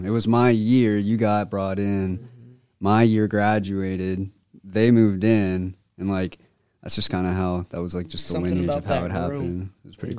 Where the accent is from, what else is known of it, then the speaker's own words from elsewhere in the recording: Denver, Colorado, United States; born there; also born or lived in Alabama; I was born in Denver, Colorado. Moved to Alabama.